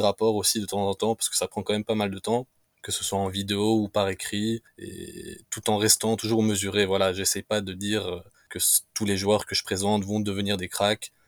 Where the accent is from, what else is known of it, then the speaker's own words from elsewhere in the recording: Romania; ici chez nous en Roumanie